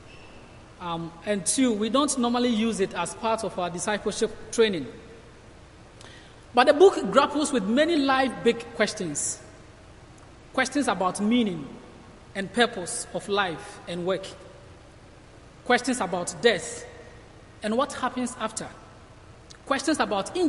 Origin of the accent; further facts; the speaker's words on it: Ghana; moved away as an adult; I'm from Ghana, and I'm here studying at Cornhill and doing my placement here